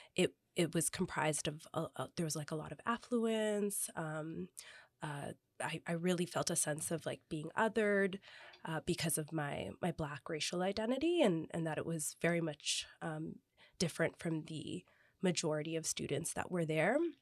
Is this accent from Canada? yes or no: yes; Toronto, Ontario, Canada; also born or lived in Kingston, Ontario; I grew up in the West End, I grew up with Jane and Wilson, um, and lived there for the majority of my life